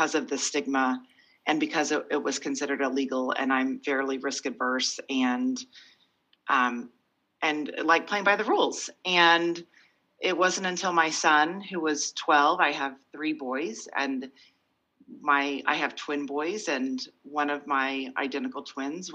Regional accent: Oklahoma, United States; moved away as an adult; also born or lived in Virginia / San Francisco / Boston; I'm from Oklahoma. I had great parents. They did well. I went to a private school

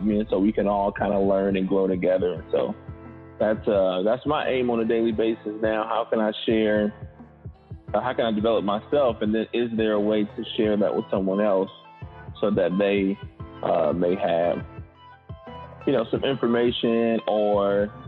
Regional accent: Indianapolis, Indiana, United States; born and raised in Indianapolis, Indiana

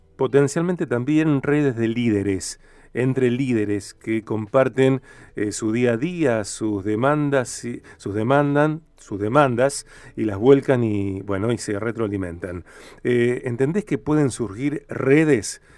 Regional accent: Argentina; also born or lived in Rosario, Santa Fe

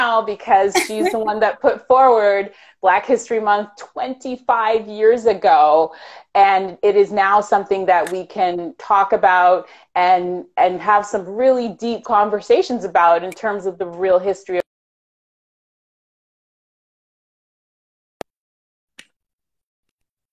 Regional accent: Toronto, Ontario, Canada; born or raised there; also born or lived in Jamaica

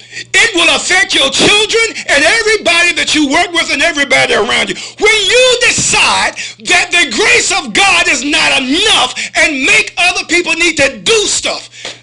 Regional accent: Virginia, United States; I know I'm from Virginia

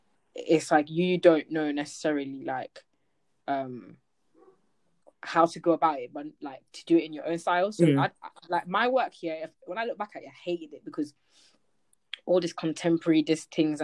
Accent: Slough, South East England, United Kingdom; let me just stay in Slough because I'm not from London.

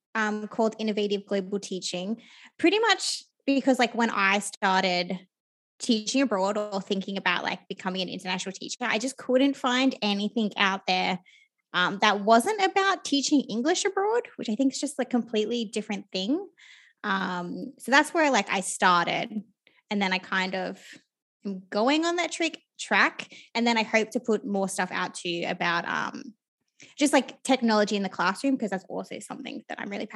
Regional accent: Australia; people don't know this, but there are so many opportunities in university to travel, particularly as an Australian.

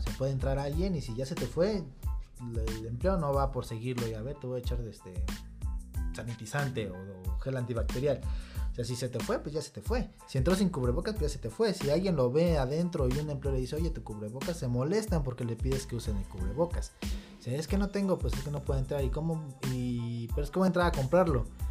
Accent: Zitácuaro, Michoacán, Mexico; nosotros somos de Zitácuaro, Michoacán

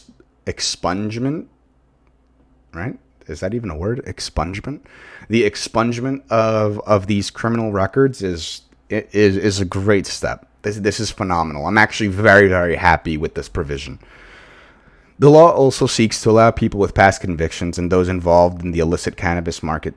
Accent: New York, United States; where I grew up in Long Island, it's like, you would think, like, this town got, like, lost, like, in the north when it really belongs in the south.

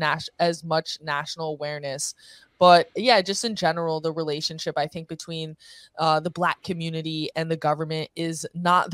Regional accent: Connecticut, United States; also born or lived in New York City; I'm actually from Connecticut, born and raised just over the border, right outside New York City

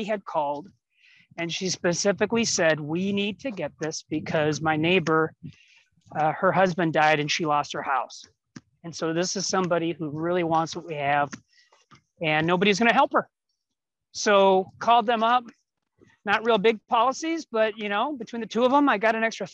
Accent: West St. Paul, Minnesota, United States; I'm from West St. Paul, Minnesota, which is south of St. Paul

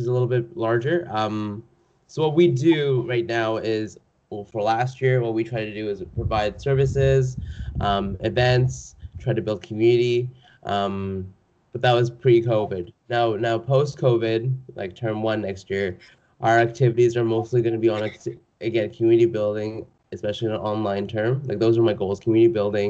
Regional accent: Calgary, Alberta, Canada; moved away as an adult; now in Vancouver, Canada; I'm from Calgary, so I'm not even from Vancouver, but I'm staying on res right now

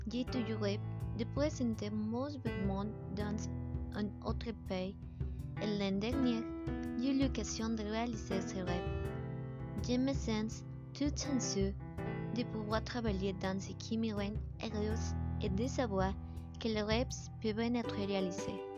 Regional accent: Mexico; French is a second language; J'ai 24 ans, je suis mexicaine, je suis née à Camaro, un lieu ensoleillé de mai.

